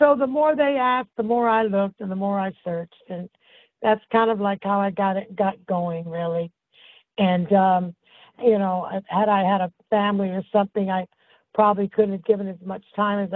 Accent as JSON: {"language": "English", "country": "Puerto Rico", "tie": "born or raised there", "moved": "yes", "lives_now": "Southern California, United States", "said": "I was born in Puerto Rico, Santa Fe, Puerto Rico"}